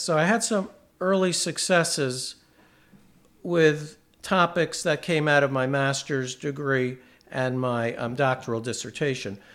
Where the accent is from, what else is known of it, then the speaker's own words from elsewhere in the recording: New York, United States; I was born into, um, New York State, and I grew up in New York State.